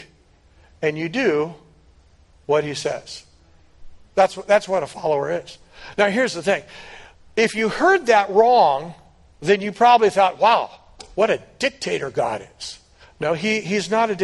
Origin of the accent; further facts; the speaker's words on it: United States